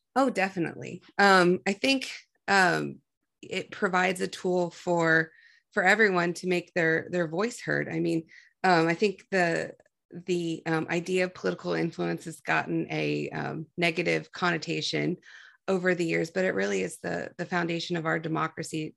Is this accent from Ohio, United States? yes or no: yes; Ohio, United States; from Ohio